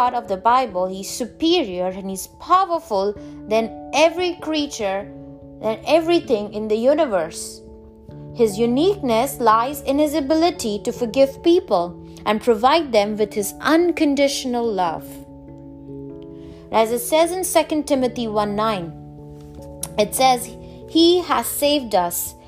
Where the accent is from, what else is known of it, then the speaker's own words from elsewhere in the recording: India; I'm from India